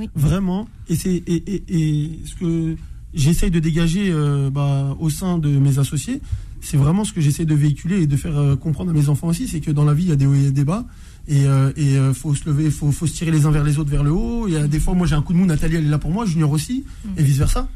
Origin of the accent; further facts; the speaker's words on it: Orly, Île-de-France, France; je suis originaire pardon, de Orly dans le 94.